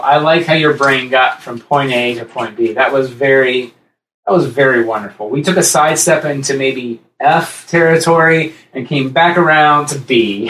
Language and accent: English; Columbus, Ohio, United States; we grew up here in Columbus